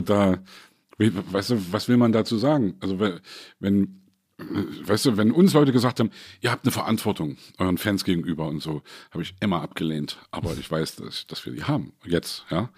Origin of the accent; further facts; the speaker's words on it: East Germany, Germany; als Ossi